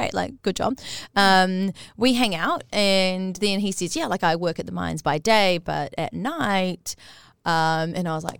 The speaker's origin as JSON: {"language": "English", "country": "New Zealand", "also_born_or_lived": "Australia", "moved": "as an adult", "said": "don't want to go back to New Zealand yet"}